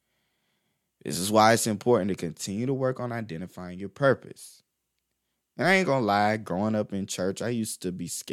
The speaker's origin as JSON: {"language": "English", "town": "Crestview", "region": "Florida", "country": "United States", "tie": "born or raised there", "said": "when I was a kid growing up in Crestview, Florida"}